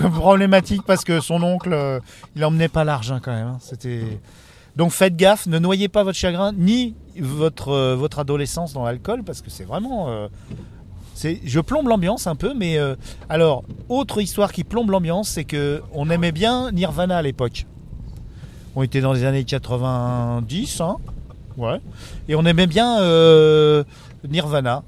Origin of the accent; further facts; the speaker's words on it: Levallois-Perret, Île-de-France, France; on est tous de Levallois depuis 40 ans